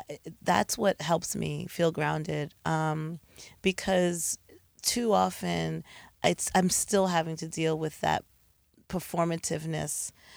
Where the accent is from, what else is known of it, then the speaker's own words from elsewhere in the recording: East Orange, New Jersey, United States; I grew up in East Orange.